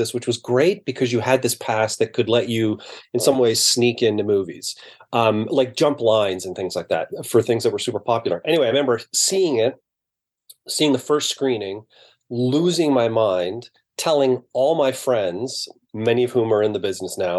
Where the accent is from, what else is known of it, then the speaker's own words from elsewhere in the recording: Brampton, Ontario, Canada; I grew up in Brampton, so to me, that's pretty middle class.